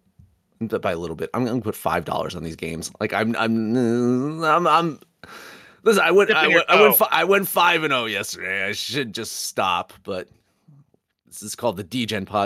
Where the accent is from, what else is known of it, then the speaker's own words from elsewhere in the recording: Monmouth County, New Jersey, United States; I'm from Monmouth County, New Jersey